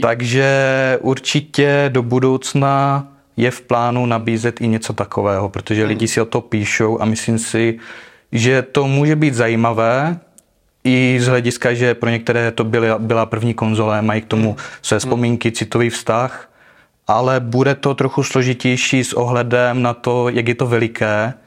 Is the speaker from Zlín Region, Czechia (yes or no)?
yes; Uherské Hradiště, Zlín Region, Czechia; pocházím z Moravy.